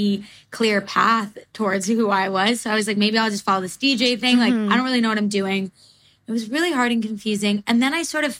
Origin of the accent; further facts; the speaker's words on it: New Jersey, United States; I'm from New Jersey too